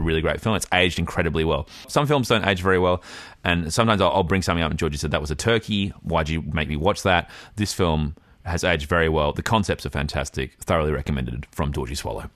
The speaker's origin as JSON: {"language": "English", "town": "Fremantle", "region": "Western Australia", "country": "Australia", "said": "I'm from Fremantle."}